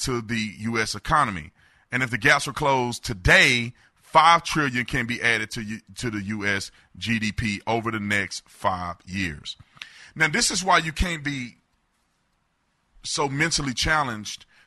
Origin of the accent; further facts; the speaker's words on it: Fort Worth, Texas, United States; I grew up in Fort Worth, Texas